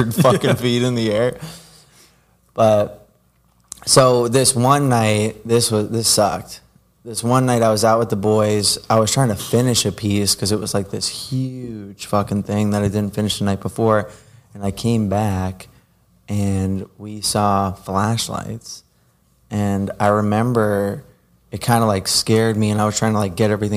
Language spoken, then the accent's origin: English; New Jersey, United States; growing up in Jersey, it was, like, running up the train tracks.